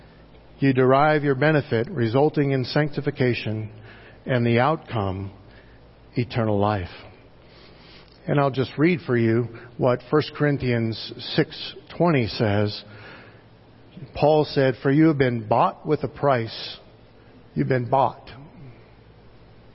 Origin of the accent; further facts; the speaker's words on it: United States; as an American Christian